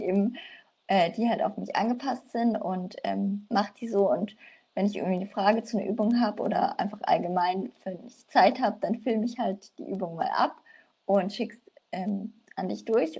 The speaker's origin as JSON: {"language": "German", "town": "Nuremberg", "region": "Bavaria", "country": "Germany", "said": "ich komme aus Nürnberg"}